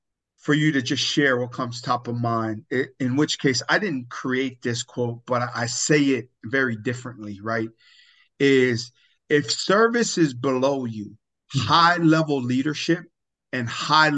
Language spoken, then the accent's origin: English; Pomona, California, United States; now in Elk Grove, United States; I'm from Pomona. I'm Tongan